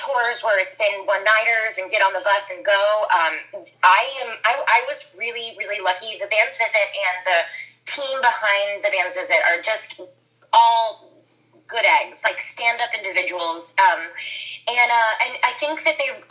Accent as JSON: {"language": "English", "region": "East Coast", "country": "United States", "tie": "born or raised there", "said": "I grew up on the East Coast"}